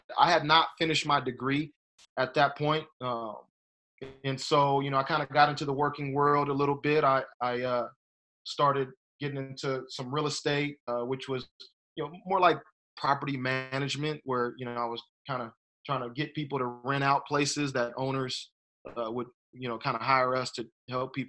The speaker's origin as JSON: {"language": "English", "town": "San Bernardino", "region": "California", "country": "United States", "tie": "born or raised there", "said": "I grew up in San Bernardino, kind of, you know, Rialto area a little bit, and which is pretty much the Inland Empire"}